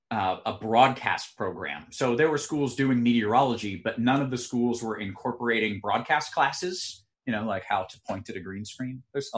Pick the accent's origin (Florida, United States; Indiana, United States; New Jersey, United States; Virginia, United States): Florida, United States; Tampa; moved away; I grew up in Tampa, which is a normal city.